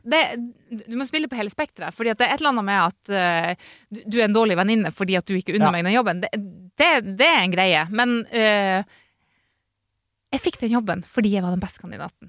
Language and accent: Norwegian; Northern Norway, Norway; moved away; er fra Nord-Norge